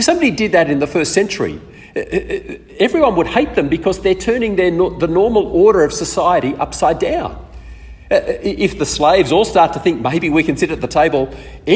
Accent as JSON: {"language": "English", "country": "Australia", "tie": "born or raised there", "also_born_or_lived": "East Africa", "said": "We came back to Australia when I was seven."}